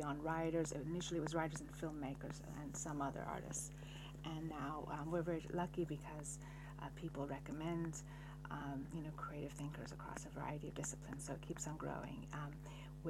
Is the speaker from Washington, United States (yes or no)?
yes; Seattle, Washington, United States; now in Paris, France; I live in Paris now, though I was born in Seattle